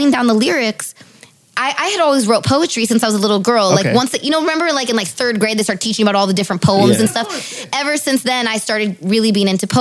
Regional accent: the Valley, California, United States; I grew up in the Valley.

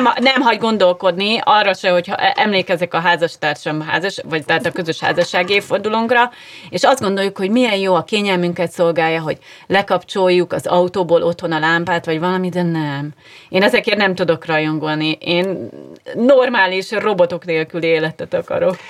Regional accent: Szeged, Csongrád-Csanád, Hungary; now in Budapest, Hungary; én ugye vidéki lány vagyok, ott is ahonnan jövök Szegedről

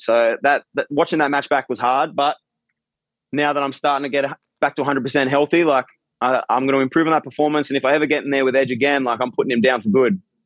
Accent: Australia; I'm from Australia

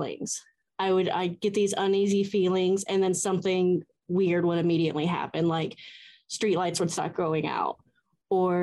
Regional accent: Atlanta, Georgia, United States; I am from Atlanta

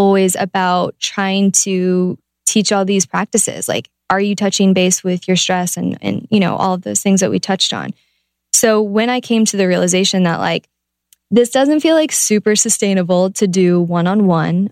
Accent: Ohio, United States; I'm from Ohio.

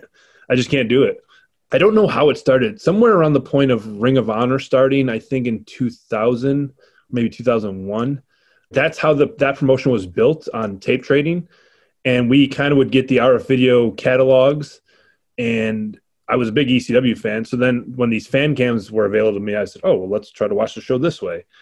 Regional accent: Rochester, New York, United States; to be in my hometown

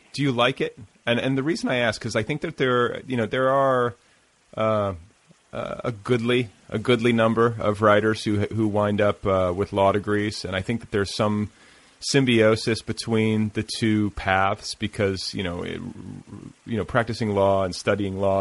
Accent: Indiana, United States; moved away; I grew up in the Midwest and uh, in Indiana, just up the road

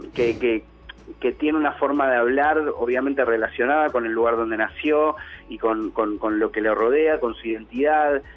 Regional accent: Argentina; hip hop en Argentina, y a buscar referentes del hip hop en mi país

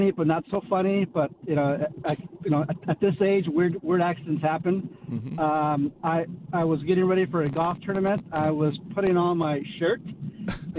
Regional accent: central California, United States; I grew up in middle California

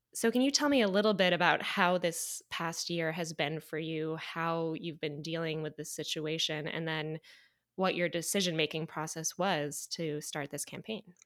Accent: Clarkston, Michigan, United States; I'm from, um, Clarkston.

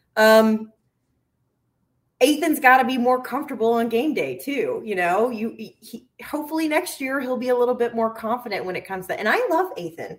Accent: the South, United States; now in Minnesota, United States; I'm from the South

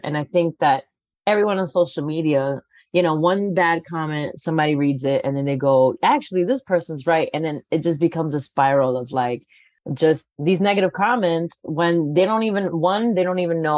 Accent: New York City, New York, United States; now in Los Angeles, United States; I'm from the Bronx

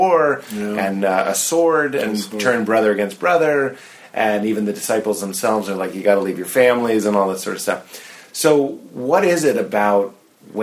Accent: Boston, Massachusetts, United States; I come from Boston

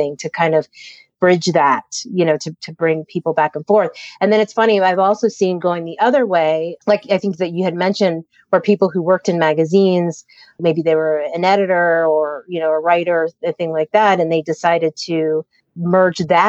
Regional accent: Harrisburg, Pennsylvania, United States; I grew up in Pennsylvania, in central Pennsylvania, in the capital called Harrisburg

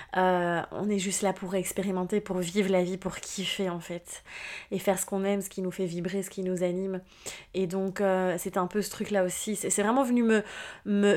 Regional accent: Belgium; moved away; mon retour en Belgique, hein, mon pays natal finalement, où finalement je reviens dans mes racines

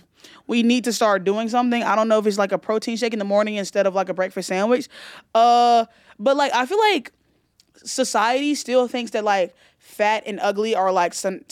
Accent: Alabama, United States; I'm from Alabama, but I want to know where you're from and where we could be.

